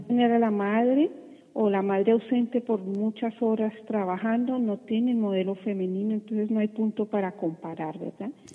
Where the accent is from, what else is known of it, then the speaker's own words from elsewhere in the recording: Colombia; como dicen en, mi país, yo soy colombiana